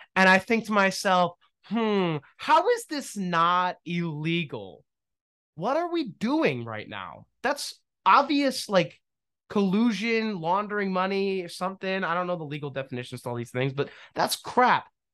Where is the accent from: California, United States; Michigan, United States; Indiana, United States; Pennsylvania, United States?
Pennsylvania, United States; also born or lived in New Jersey; Pennsylvania, my home state. technically not my home state. I was born in New Jersey without my consent.